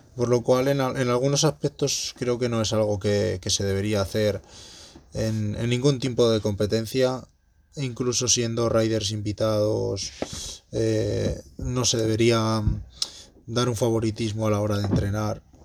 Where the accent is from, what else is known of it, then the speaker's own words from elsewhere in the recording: Madrid, Community of Madrid, Spain; moved away; la de Madrid coincide, que, es en, pues en mi ciudad natal